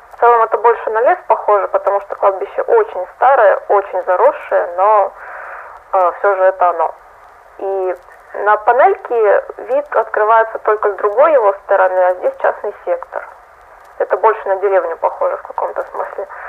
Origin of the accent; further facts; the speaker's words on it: Russia; я из России